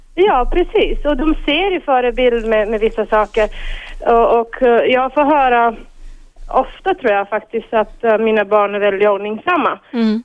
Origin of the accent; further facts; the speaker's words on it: Bulgaria; Swedish is a second language; moved away as an adult; now in Sweden; jag själv kommer från ett eh, öststatiskt land, Bulgarien